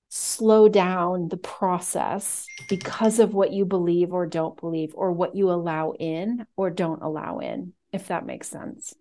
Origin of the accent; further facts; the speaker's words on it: United States; I'm American